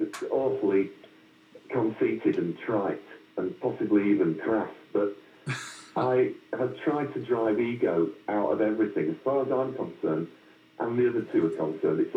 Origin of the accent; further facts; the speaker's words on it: Yorkshire and the Humber, United Kingdom; also born or lived in Wiltshire; I'm a lad from Yorkshire